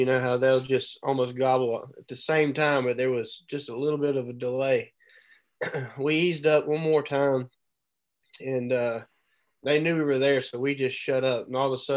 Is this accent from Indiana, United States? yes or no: no; Mobile, Alabama, United States; I live, born and raised in Mobile, Alabama.